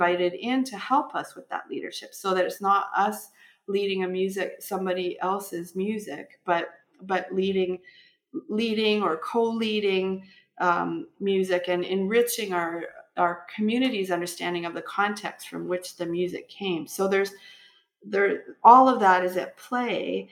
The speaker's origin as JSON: {"language": "English", "country": "Canada", "said": "I'm Canadian and I'm of European descent"}